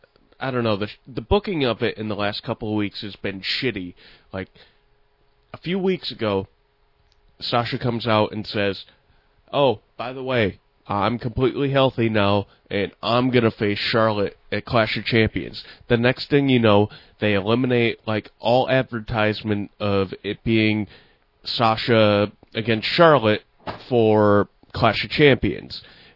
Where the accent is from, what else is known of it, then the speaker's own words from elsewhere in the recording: Ireland; I'm Irish, too.